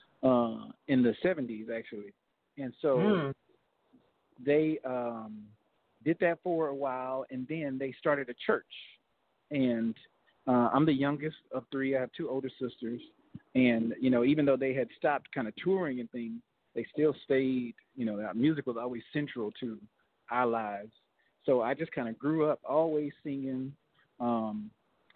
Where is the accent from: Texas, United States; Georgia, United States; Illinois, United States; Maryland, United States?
Texas, United States; Fort Worth; also born or lived in Los Angeles, California; I'm from Fort Worth, Texas